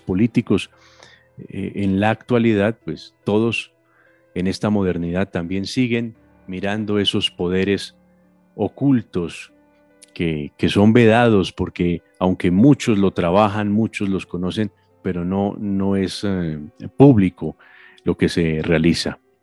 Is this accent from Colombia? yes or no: yes; Colombia; nosotros crecimos aquí en Colombia viendo a Cantinflas